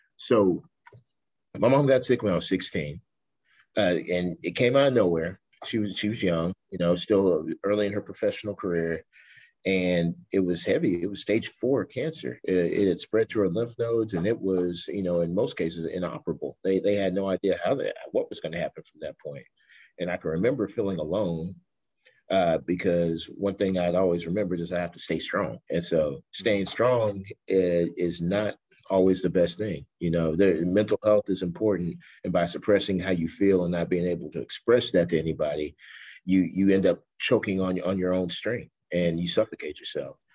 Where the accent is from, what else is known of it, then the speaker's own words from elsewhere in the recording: New Waverly, Texas, United States; moved away as an adult; also born or lived in Sherman, Texas; now in San Marcos, United States; I'm from New Waverly.